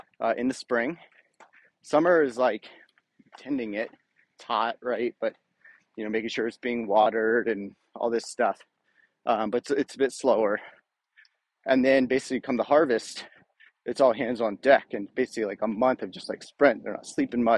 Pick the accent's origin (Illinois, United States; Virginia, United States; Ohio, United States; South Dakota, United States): Virginia, United States; Rockingham County; I grew up in Virginia in basically farm country, in Rockingham County, which is the poultry capital of the U.S.